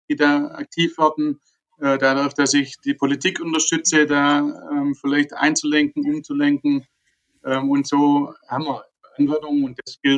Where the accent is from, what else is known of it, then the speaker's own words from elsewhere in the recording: Germany; Da sind wir als Deutsche auch sehr gut, ähm